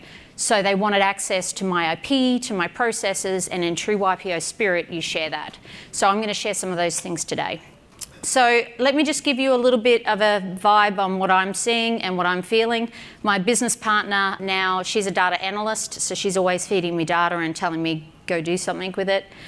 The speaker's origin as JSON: {"language": "English", "country": "Australia", "said": "I'm an Aussie"}